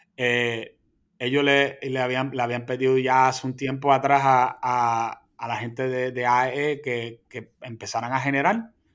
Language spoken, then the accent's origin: Spanish; Puerto Rico